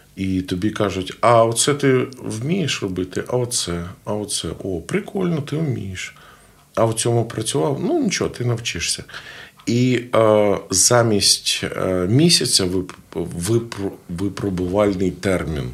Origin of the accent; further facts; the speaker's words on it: Zhytomyr, Zhytomyr Oblast, Ukraine; я з Житомира. Ну. Я закінчив е, Житомирське музичне училище